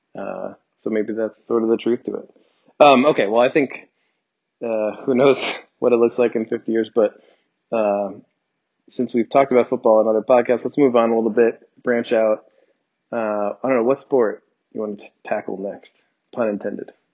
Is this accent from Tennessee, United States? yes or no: no; New Jersey, United States; I grew up in New Jersey